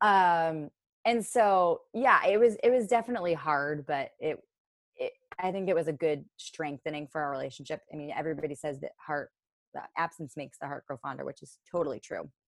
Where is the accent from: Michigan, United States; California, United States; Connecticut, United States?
Connecticut, United States; Orange; I grew up in Orange, Connecticut